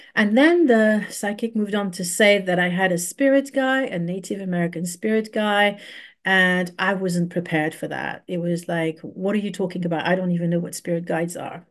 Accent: Paris, Île-de-France, France; moved away as an adult; also born or lived in London, United Kingdom; now in Bristol, United Kingdom; I was very privileged to grow up in Paris

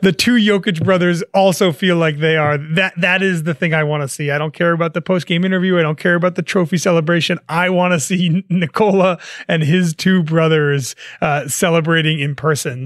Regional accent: New Jersey, United States; growing up in New Jersey

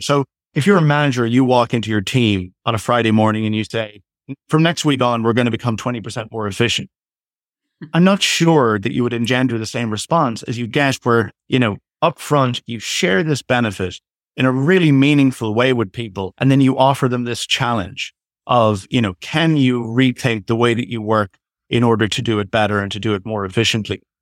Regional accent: Ireland; now in Toronto, Canada; I'm originally from Ireland, but currently based in Canada, in Toronto

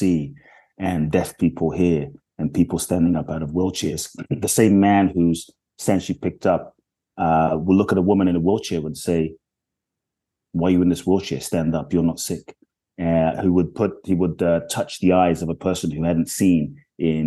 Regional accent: London, United Kingdom; also born or lived in Ghana; now in United States; I grew up in London

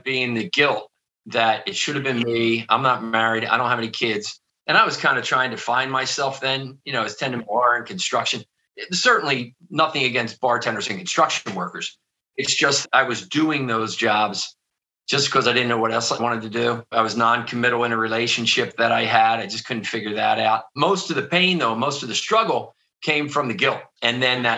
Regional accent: outside of Philadelphia, Pennsylvania, United States; I grew up outside of Philadelphia. I'm sure you can probably hear that in my accent

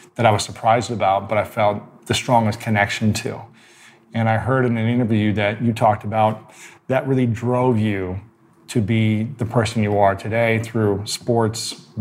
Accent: Ohio, United States; We're both from the Midwest. I'm from Ohio.

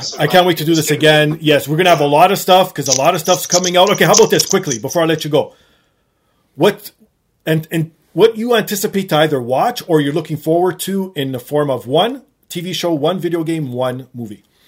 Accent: Canada; as a Canadian

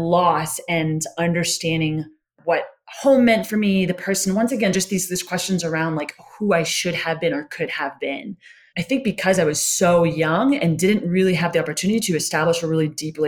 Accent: North Carolina, United States; also born or lived in Boston, Massachusetts; I was born in Boston. We moved down to North Carolina

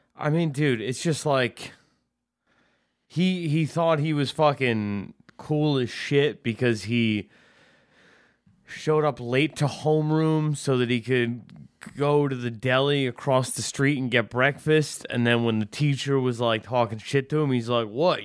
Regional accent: Westchester, New York, United States; Not from upstate New York. I'm from Westchester, which is a fucking, it's a, it's in the, it's in the New York City metro

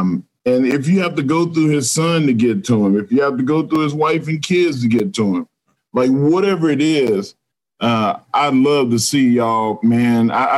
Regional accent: Texas, United States; I'm a Texan.

